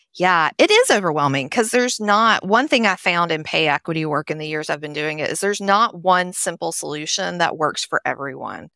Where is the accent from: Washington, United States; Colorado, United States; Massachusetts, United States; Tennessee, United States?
Tennessee, United States; Nashville; also born or lived in Charlotte; now in Blue Ridge Mountains, United States; I grew up in Nashville, Tennessee, which you can probably tell from my accent